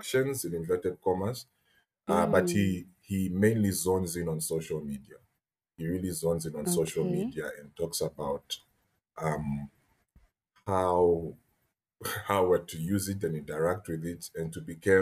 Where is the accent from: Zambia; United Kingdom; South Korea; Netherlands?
Zambia; moved away as an adult; also born or lived in China; now in Ghana; grew up entirely in Zambia until the age of 20.